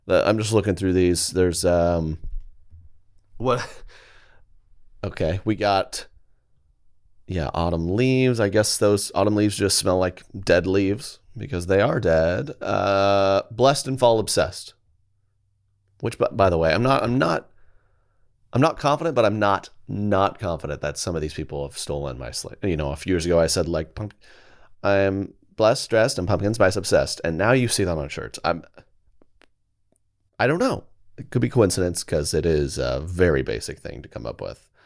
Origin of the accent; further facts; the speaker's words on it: Colorado, United States; I'm from Colorado.